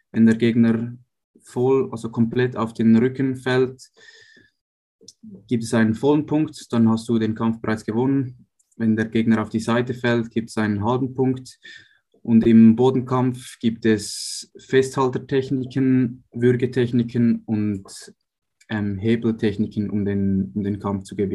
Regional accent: Uster, Zurich, Switzerland; Ich bin in Uster aufgewachsen, nahe von Zürich.

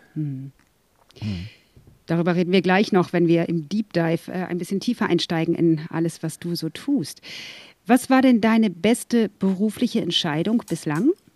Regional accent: Berlin, Germany; Ich als Berlinerin hier

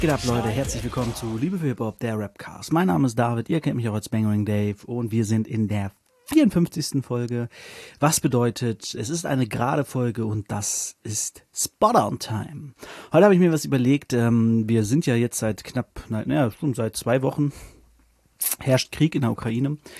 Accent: Northern Germany, Germany; now in Hanover, Germany; als Norddeutscher

